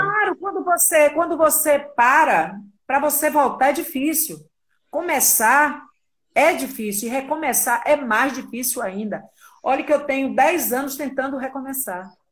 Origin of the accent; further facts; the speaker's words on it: Salvador, Bahia, Brazil; eu amo a minha terra, a Bahia